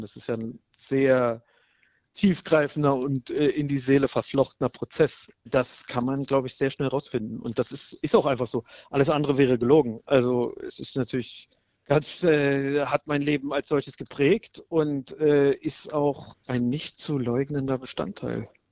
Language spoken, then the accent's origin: German; Berlin, Germany; Ich bin in Berlin geboren und aufgewachsen